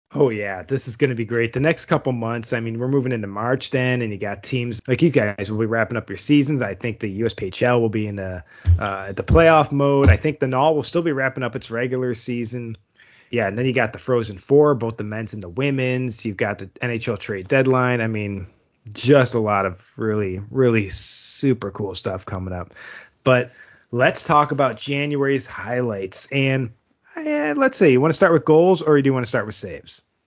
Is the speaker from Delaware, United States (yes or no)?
no; Buffalo, New York, United States; my hometown Buffalo